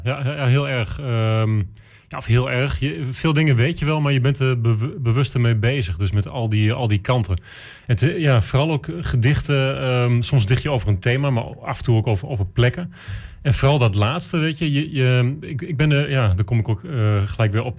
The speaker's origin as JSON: {"language": "Dutch", "town": "Enschede", "region": "Overijssel", "country": "Netherlands", "said": "ik ben een Enschedeër"}